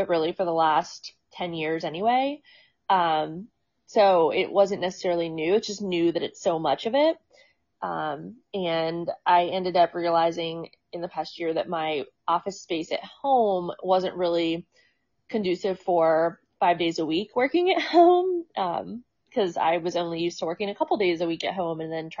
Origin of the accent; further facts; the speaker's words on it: Maryland, United States; moved away as an adult; also born or lived in Baltimore, Maryland / Arlington, Virginia; now in Sterling, Virginia, United States; I'm a Maryland girl